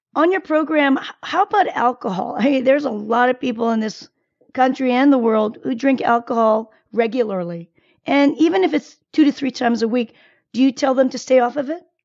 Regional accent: South Korea; moved away; I was born in Korea

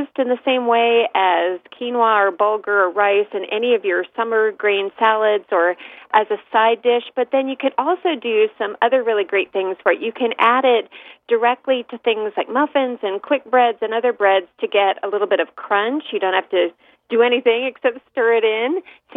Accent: San Francisco East Bay, California, United States; I grew up in the San Francisco East Bay

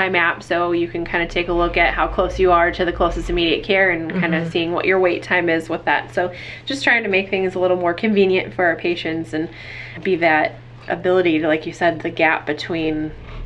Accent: Northwest Iowa, United States; I'm from Northwest Iowa, so I know the area fairly well

